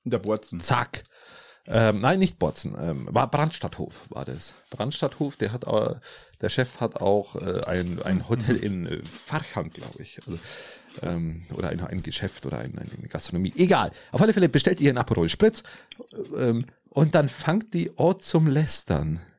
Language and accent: German; Steingaden, Bavaria, Germany; bei meiner äh, in meinem Heimat, Heimatort Steingarten